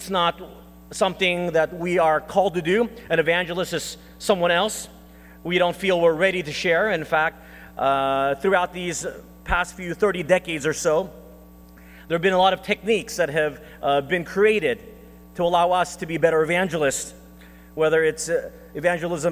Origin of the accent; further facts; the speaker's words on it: Texas, United States; born or raised there; moved away; also born or lived in Philippines